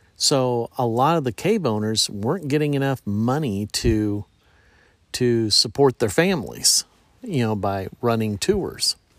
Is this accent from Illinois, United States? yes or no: yes; Effingham, Illinois, United States; near where I grew up in Effingham